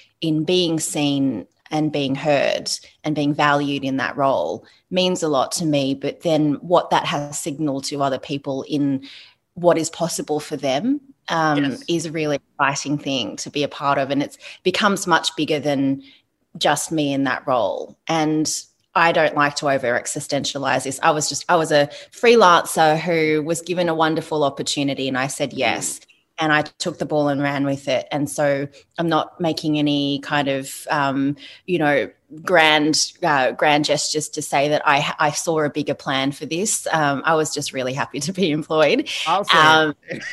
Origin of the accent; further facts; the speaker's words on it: Sydney, New South Wales, Australia; I grew up in the Sutherland Shire. I grew up in a suburb called Bangor originally, and then Illawong.